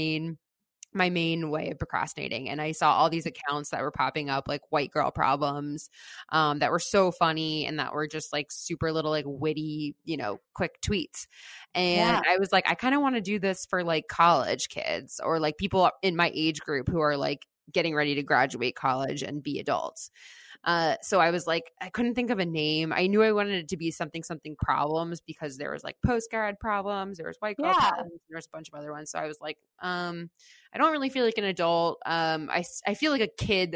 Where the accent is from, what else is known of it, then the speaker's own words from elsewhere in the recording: Fort Lauderdale, Florida, United States; moved away as an adult; now in New York, United States; I grew up in Fort Lauderdale